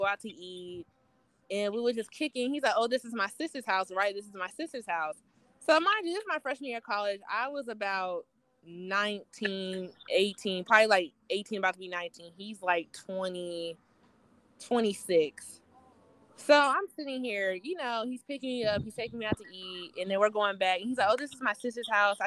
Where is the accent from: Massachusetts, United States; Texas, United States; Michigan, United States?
Texas, United States; Plano; also born or lived in Dallas, Texas; now in Georgia, United States; I grew up in Plano, Texas